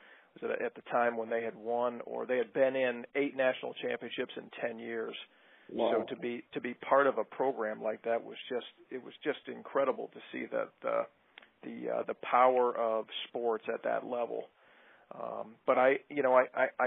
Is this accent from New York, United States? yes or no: yes; Binghamton, New York, United States; moved away; I grew up in Binghamton